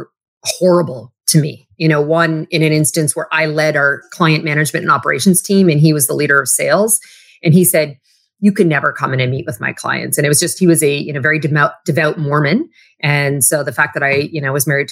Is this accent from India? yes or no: no; Western Canada, Canada; moved away as an adult; also born or lived in Toronto; I grew up in a small, like Western town. Like I grew up in Canada, but I call the city I was in is like Texas North.